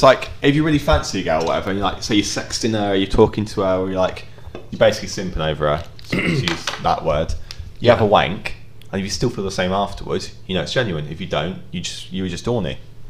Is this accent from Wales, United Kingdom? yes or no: no; Kent, South East England, United Kingdom; I'm not from Lincoln, I'm from Kent